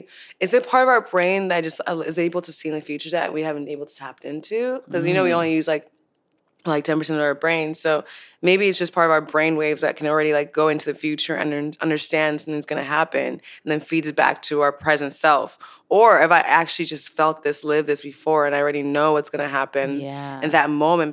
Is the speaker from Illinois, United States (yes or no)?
yes; Chicago, Illinois, United States; also born or lived in Nigeria; now in Los Angeles, United States; I was born in Nigeria, but I moved to Chicago.